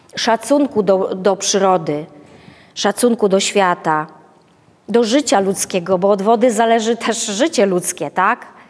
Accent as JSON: {"language": "Polish", "town": "Wrocław", "region": "Lower Silesian Voivodeship", "country": "Poland", "said": "my jesteśmy z Wrocławia"}